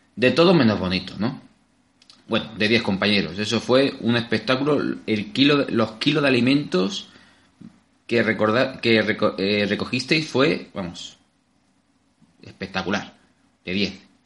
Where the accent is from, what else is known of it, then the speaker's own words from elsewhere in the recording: Albacete, Castilla-La Mancha, Spain; somos gente de Albacete y nos gusta el buen comer